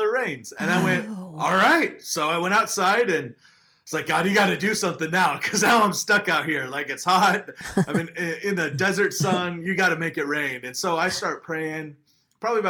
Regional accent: Phoenix, Arizona, United States; eight years old, grew up in Phoenix, Arizona

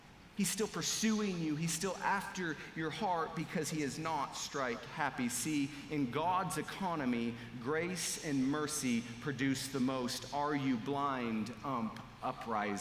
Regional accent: Montana, United States; I'm from Montana

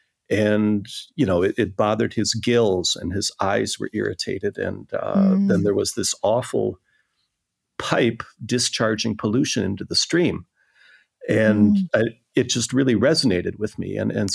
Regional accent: southern Minnesota, United States; moved away as an adult; also born or lived in Pasadena; now in Copenhagen, Denmark; I come from a small town in Minnesota, in southern Minnesota. My father was a Presbyterian minister there, and I guess I grew up influenced by him and by my older siblings. And I'm the youngest of 5 children.

